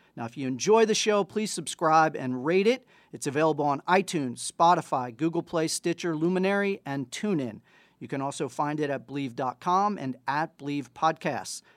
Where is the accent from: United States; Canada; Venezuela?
United States; Ohio; I'm from Ohio